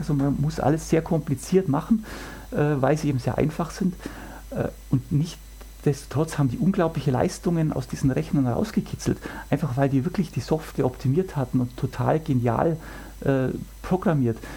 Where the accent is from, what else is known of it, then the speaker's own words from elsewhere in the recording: Germany; bei uns in Deutschland